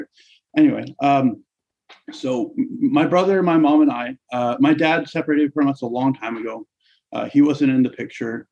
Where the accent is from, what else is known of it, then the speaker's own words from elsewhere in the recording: Surrey, British Columbia, Canada; I was born and raised in Surrey, British Columbia